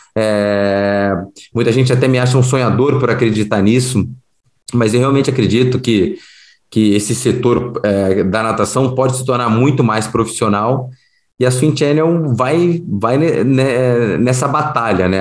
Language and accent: Portuguese; Rio de Janeiro, Brazil; eu sou carioca, fui aprendi a nadar no Fluminense